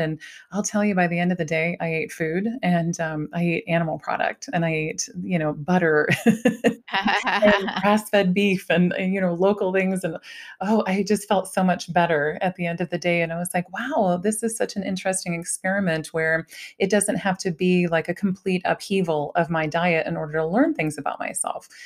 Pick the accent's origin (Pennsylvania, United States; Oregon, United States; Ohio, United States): Ohio, United States; I was raised in Ohio